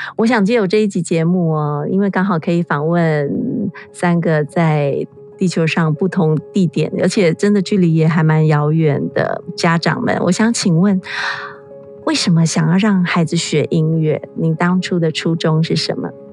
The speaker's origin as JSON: {"language": "Chinese", "country": "Taiwan", "said": "在我们台湾这边"}